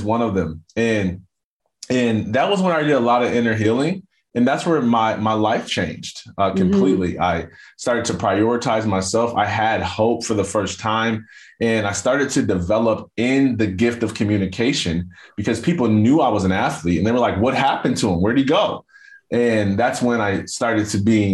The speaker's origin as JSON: {"language": "English", "town": "Jackson", "region": "Michigan", "country": "United States", "tie": "born or raised there", "said": "I grew up in a town called Jackson, Michigan"}